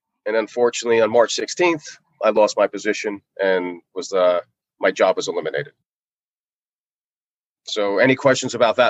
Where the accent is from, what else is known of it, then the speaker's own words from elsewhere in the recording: New Jersey, United States; also born or lived in Northeast; now in Hillsborough, United States; I'm originally from New Jersey. Started playing hockey when I was 6 years old.